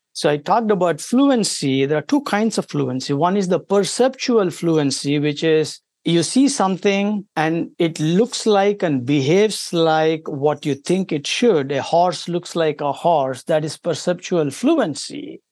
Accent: India; moved away as an adult; now in United States; I come from India originally

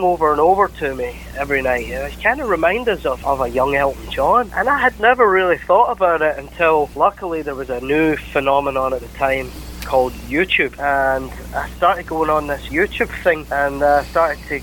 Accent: Glasgow, Scotland, United Kingdom; accent: Scottish; now in Clearwater, United States; I'm from Glasgow.

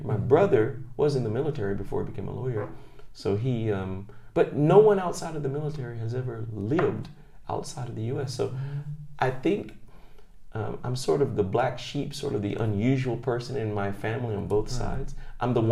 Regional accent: Clarksville, Tennessee, United States; moved away as an adult; now in Japan; I grew up in Tennessee

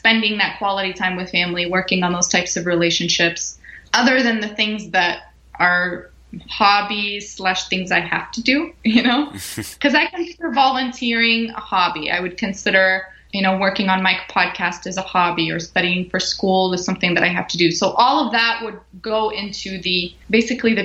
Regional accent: Canada; moved away as an adult; now in Florida, United States; I was born and raised in Canada

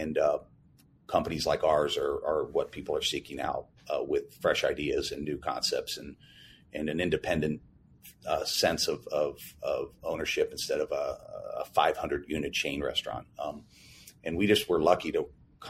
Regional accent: Cincinnati, Ohio, United States; now in Indianapolis, United States; That was my hometown where I grew up

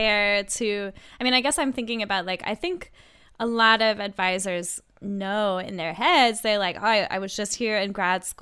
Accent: Texas, United States; I'm from Texas

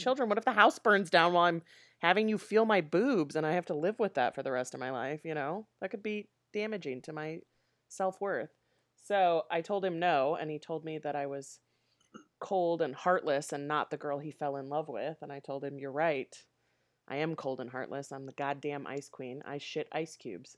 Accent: Aurora, Illinois, United States; also born or lived in Nebraska; we moved to the Chicago suburbs before I started kindergarten

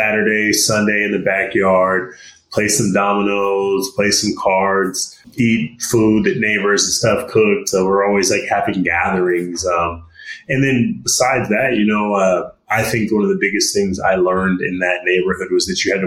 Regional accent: Stockton, California, United States; I grew up in Stockton, California

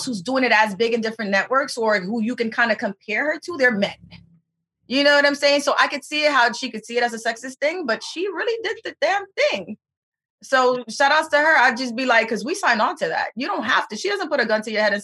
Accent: New York City, New York, United States; I'm from Harlem.

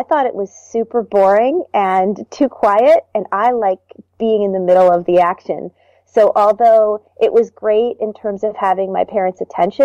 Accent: New Jersey, United States; also born or lived in Baltimore, Maryland; I actually grew up in New Jersey. I moved from Baltimore when I was

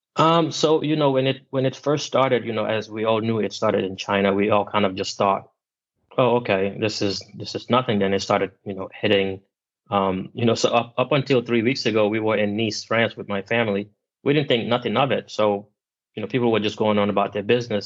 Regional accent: Gambia; moved away; I'm originally from Gambia, which is in West Africa

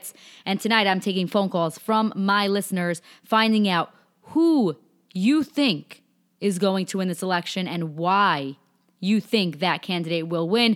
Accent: New York, United States; I'm from New York

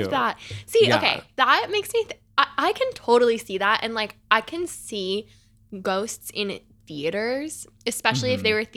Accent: Tucson, Arizona, United States; My house growing up, my room growing up in Tucson

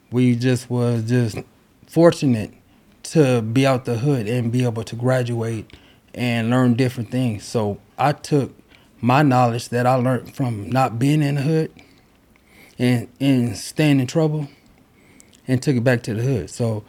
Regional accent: Los Angeles, California, United States; We grew up in Los Angeles, California. Crenshaw, Slauson, the area.

